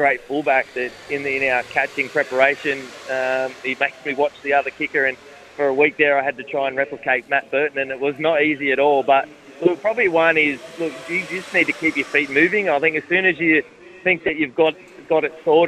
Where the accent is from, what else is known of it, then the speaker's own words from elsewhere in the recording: Sydney, New South Wales, Australia; I grew up in Sydney and grew up around rugby league